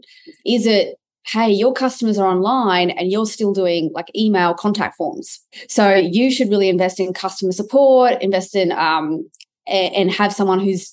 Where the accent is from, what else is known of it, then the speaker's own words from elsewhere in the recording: Australia; I'm an Aussie